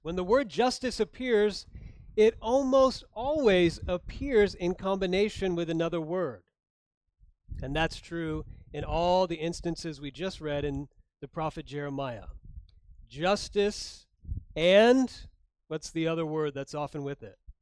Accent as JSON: {"language": "English", "region": "Florida", "country": "United States", "tie": "born or raised there", "also_born_or_lived": "Chicago, Illinois", "moved": "yes", "said": "I grew up in Florida, born in Chicago"}